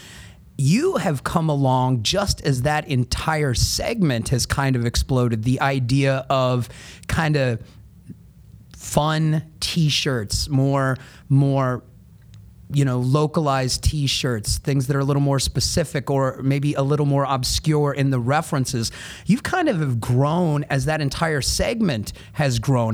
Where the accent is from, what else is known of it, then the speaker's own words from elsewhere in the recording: Columbus, Ohio, United States; we didn't live in Los Angeles. We didn't live in Chicago where all these TV shows are set. We were right here in Columbus